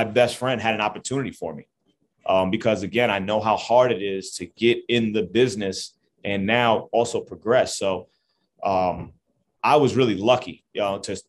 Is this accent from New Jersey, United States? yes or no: yes; Jersey City, New Jersey, United States; I'm from Jersey City, I'm 35 minutes away from home. This is my area. This is my home. I'm really proud to actually be able to have my start and actually coach 35 minutes from where I grew up